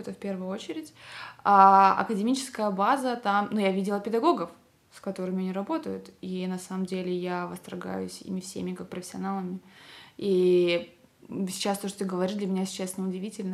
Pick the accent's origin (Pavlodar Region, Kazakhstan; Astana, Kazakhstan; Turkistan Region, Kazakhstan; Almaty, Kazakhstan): Pavlodar Region, Kazakhstan; Pavlodar; born or raised there; moved away as an adult; also born or lived in Karaganda, Kazakhstan / Tomsk, Russia / Voronezh, Russia